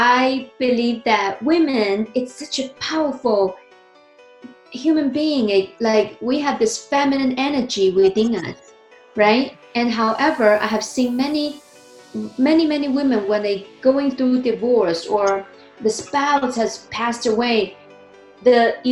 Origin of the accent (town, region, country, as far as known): China; born or raised there; English is a second language; moved away as an adult; also born or lived in New Jersey, United States; now in United States